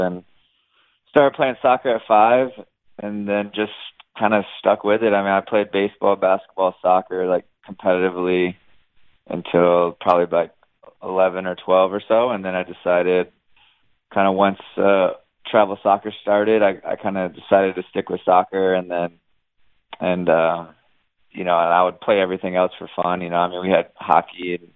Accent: Virginia Beach, Virginia, United States; I'm from Virginia Beach, Virginia. It's a middle-sized city

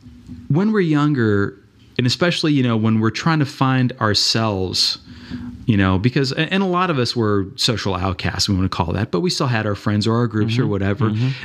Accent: Central Florida, United States; I grew up in Central Florida, mm-hmm, in rural Florida, well, not rural, but smaller town Florida

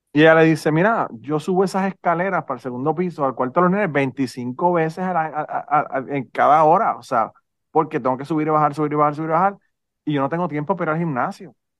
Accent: Puerto Rico; yo soy boricua

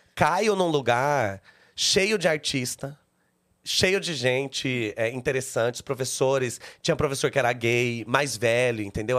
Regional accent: Caçapava, São Paulo, Brazil; moved away as an adult; now in São Paulo, Brazil; De Caçapava, hum. que é no Vale do Paraíba

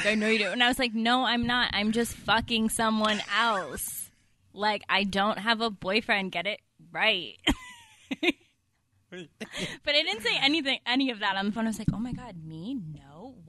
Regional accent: Long Island, New York, United States; now in New York City, United States; I'm from Long Island

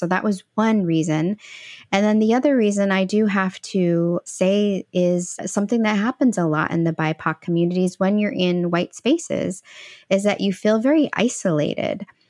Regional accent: Midwest, United States; also born or lived in El Salvador; I was actually adopted from Central America, and she was, uh, raising me in the Midwest

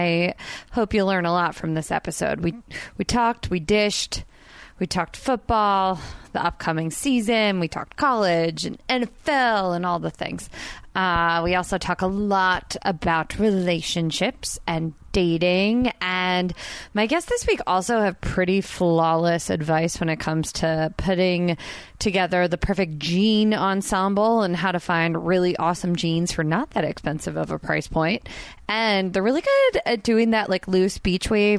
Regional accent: New Jersey, United States; I'm Italian and from Jersey

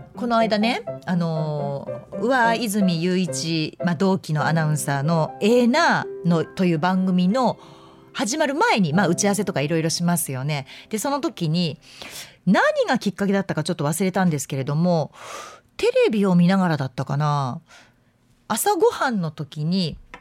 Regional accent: Yamanashi, Japan; moved away; 私のふるさと、まあ、山梨県なんですけれども甲府盆地があるので

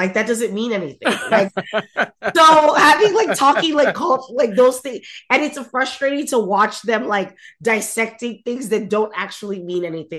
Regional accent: Nigeria; as a Nigerian, as an Igbo person, it doesn't mean shit.

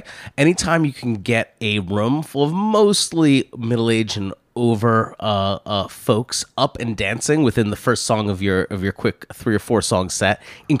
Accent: London, United Kingdom; Yeah, I mean, I'm from London.

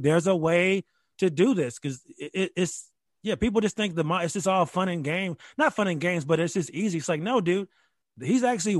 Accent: Rochester, New York, United States; also born or lived in Dayton, Ohio; now in Charlottesville, United States; I'm from Rochester, New York. I went to private Catholic schools my whole life.

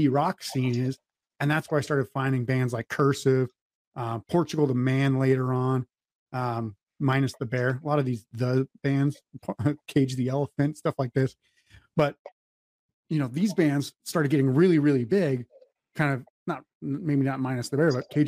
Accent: North Dakota, United States; we're from the Midwest

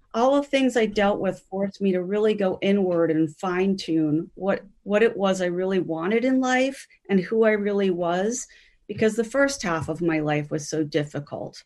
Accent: Grover's Mill, New Jersey, United States; moved away as an adult; also born or lived in Browns Mills, New Jersey; now in Minnesota, United States; by the time I was growing up in Grover's Mill in the nineteen seventies and eighties

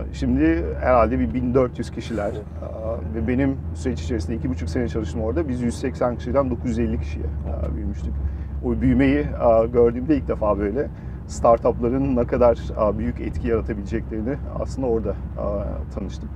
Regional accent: Germany; moved away as an adult; now in Turkey; bütün hayatım aslında Almanya'da doğdum, büyüdüm.

